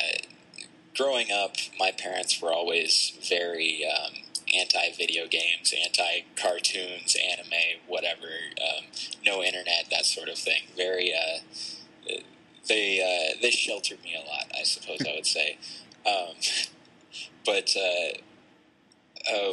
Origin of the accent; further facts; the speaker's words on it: Tennessee, United States; We're actually from Tennessee